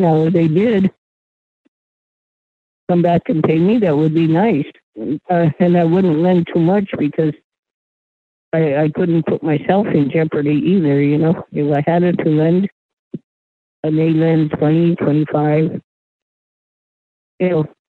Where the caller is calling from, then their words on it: New Mexico, United States; from New Mexico.